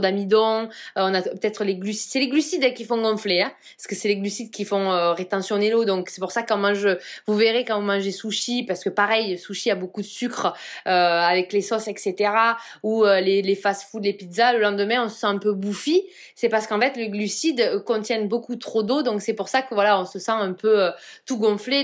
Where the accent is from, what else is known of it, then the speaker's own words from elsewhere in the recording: Provence-Alpes-Côte d'Azur, France; je suis de Provence